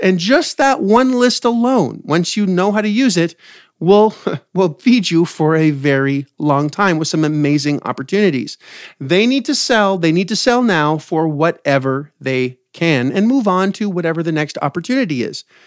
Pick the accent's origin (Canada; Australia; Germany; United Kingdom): Canada; now in United States; I'm from Canada originally, and we have free healthcare.